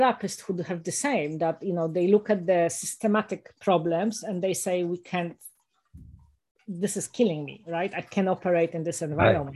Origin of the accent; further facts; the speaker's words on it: Warsaw, Masovian Voivodeship, Poland; moved away; also born or lived in United States; I was born in Warsaw, you know, in the middle of a city